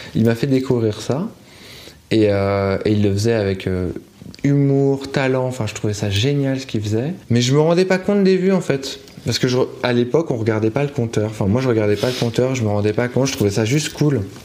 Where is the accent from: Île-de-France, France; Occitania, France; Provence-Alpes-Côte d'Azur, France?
Île-de-France, France; Paris; on s'est installé dans un quartier de Paris près de Stalingrad. Et après, on a bougé juste à côté de Gare de l'Est.